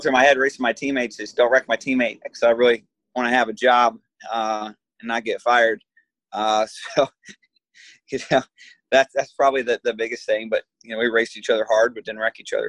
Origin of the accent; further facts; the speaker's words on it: Michigan, United States; I come from Michigan